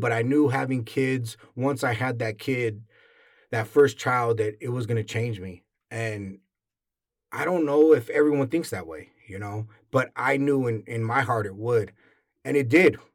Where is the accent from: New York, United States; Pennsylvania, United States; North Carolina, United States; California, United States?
California, United States; San Diego; born or raised there